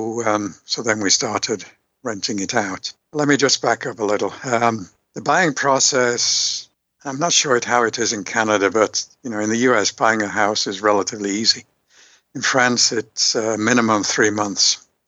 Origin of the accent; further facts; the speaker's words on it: Liverpool, North West England, United Kingdom; accent: Liverpool; moved away; also born or lived in Yorkshire; I'm from the UK many, many years ago, born in Yorkshire, brought up in Liverpool. Don't have my Beatles accent anymore.